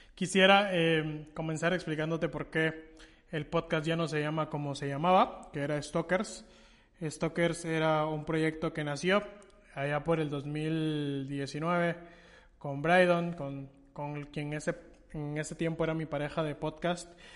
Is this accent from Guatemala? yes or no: yes; Guatemala; realza mi identidad como guatemalteco